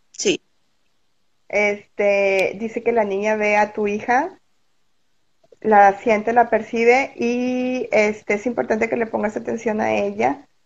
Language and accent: Spanish; Monterrey, Nuevo León, Mexico; de aquí de Monterrey también.